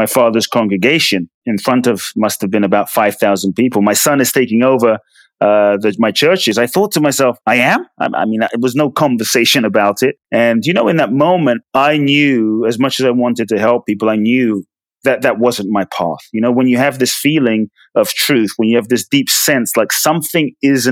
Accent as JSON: {"language": "English", "region": "London", "country": "United Kingdom", "tie": "born or raised there", "also_born_or_lived": "Ghana", "moved": "yes", "lives_now": "United States", "said": "I was born in Ghana, West Africa. My father's from Ghana. My mother's from Japan. I grew up in London. I currently live in the US"}